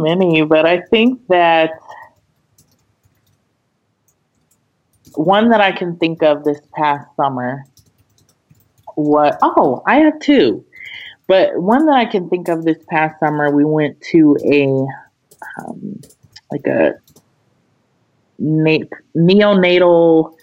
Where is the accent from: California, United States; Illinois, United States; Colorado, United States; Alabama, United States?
Colorado, United States; Aurora; moved away as an adult; also born or lived in Washington, D.C.; I'm from Aurora, Colorado